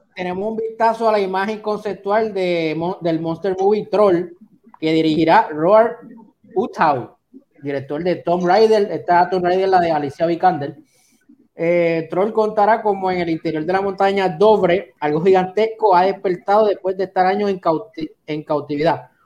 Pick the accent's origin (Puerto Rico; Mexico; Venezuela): Puerto Rico; Yo soy puertorriqueño